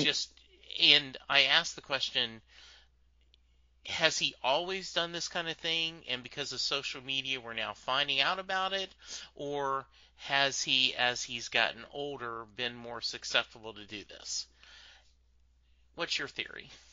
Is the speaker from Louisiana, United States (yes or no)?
yes; Louisiana, United States; Growing up in Louisiana, though, um, a very different culture